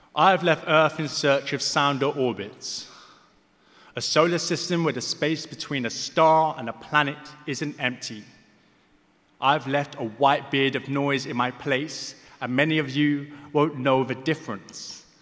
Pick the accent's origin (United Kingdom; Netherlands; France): United Kingdom; London; I'm from Hackney. I grew up in Hackney.